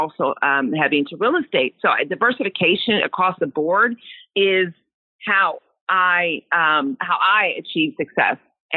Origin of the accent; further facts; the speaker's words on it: Sacramento, California, United States; moved away as an adult; now in Dallas, United States; I'm born and raised in California, never lived anywhere else.